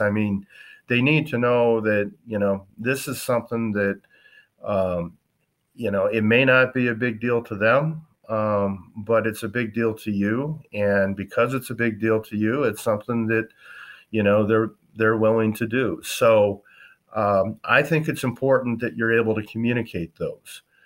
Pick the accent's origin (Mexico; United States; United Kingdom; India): United States; western South Dakota; also born or lived in Wisconsin; I grew up in South Dakota, western part, on a cow-calf ranching operation.